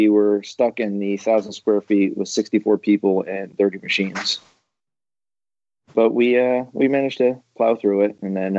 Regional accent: Maine, United States; moved away; I moved to this state about 8 years ago. I came from Maine

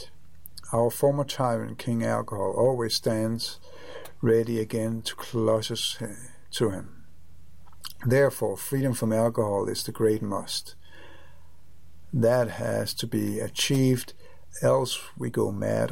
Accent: Copenhagen, Capital Region of Denmark, Denmark; moved away; I am from Copenhagen, Denmark. Or Denmark, Copenhagen

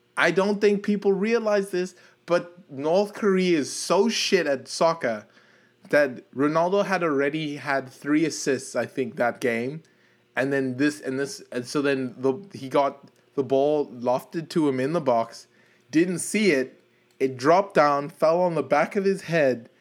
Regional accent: South Africa; I'm from South Africa, and I did get to attend that World Cup

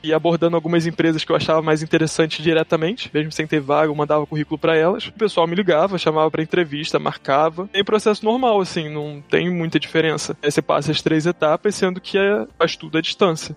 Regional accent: Rio de Janeiro, Brazil; moved away as an adult; also born or lived in Ouro Preto / France; now in Paris, France; tô do Rio, então nascido e criado no Rio, no subúrbio do Rio.

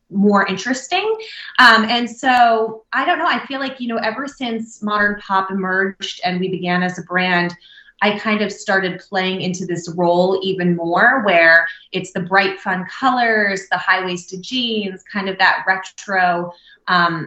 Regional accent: New Jersey, United States; also born or lived in Southern California; I grew up obviously in New Jersey

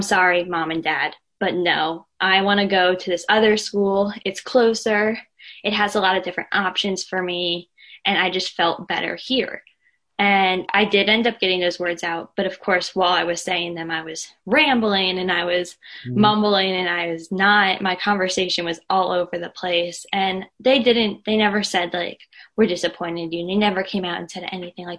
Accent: outside of Philadelphia, Pennsylvania, United States; I am from outside of Philadelphia, Pennsylvania.

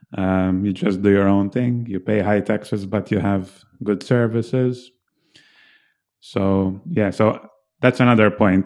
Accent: Malta; moved away as an adult; since I was born in Malta

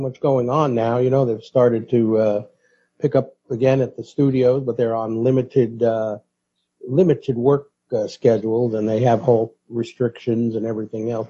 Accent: New York City, New York, United States; That was what I was taught growing up in the Bronx

